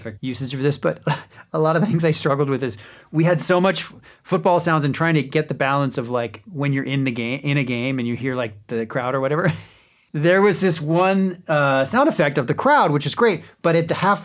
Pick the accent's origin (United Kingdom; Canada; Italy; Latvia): Canada; growing up in Canada